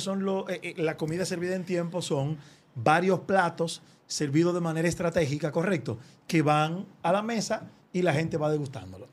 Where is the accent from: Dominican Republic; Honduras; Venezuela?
Dominican Republic; como dominicano